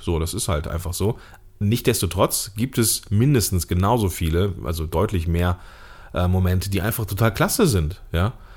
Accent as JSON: {"language": "German", "country": "Germany", "tie": "born or raised there", "said": "als Deutscher hier in Deutschland geborener Mann"}